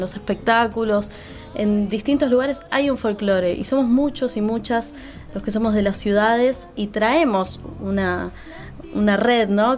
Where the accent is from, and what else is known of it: La Plata, Buenos Aires Province, Argentina; born or raised there